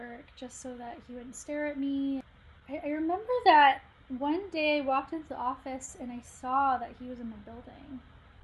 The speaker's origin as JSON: {"language": "English", "town": "Dallas", "region": "Texas", "country": "United States", "tie": "born or raised there", "said": "I'm from Dallas, Texas"}